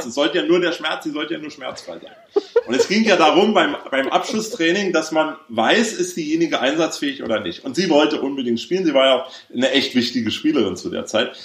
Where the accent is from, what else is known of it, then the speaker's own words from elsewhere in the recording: Berlin, Germany; Ich bin ja in Westberlin aufgewachsen